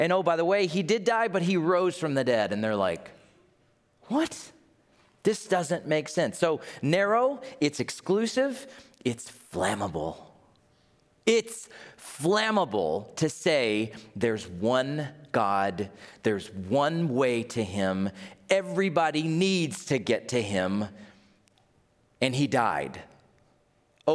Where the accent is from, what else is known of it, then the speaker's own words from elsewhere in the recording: United States; I'm from America.